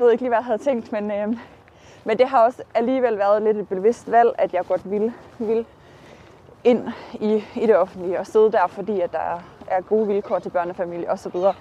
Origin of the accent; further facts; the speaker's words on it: North Jutland, North Denmark Region, Denmark; moved away as an adult; also born or lived in Aalborg; now in Horsens, Denmark; jeg kommer jo fra Nordjylland